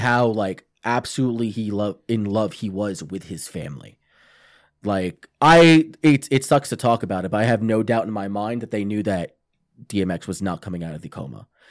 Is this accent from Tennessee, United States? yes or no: no; Long Island, New York, United States; Long Island, which I thought was cool as shit because that's, like, my hometown